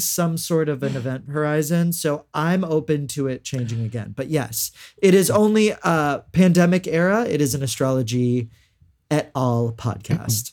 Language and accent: English; Houston, Texas, United States; I'm from Houston and we have a lot of mega churches